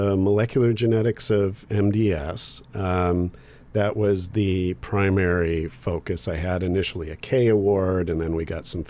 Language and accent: English; New Jersey, United States; born there; I was born in New Jersey, but that was an accident of the Vietnam War.